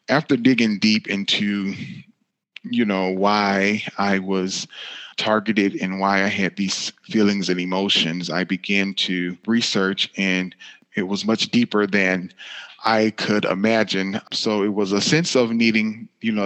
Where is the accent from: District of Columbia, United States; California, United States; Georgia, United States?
Georgia, United States; Griffin; now in Indianapolis, United States; I live in Indianapolis, Indiana, but I was born and raised in Griffin, Georgia.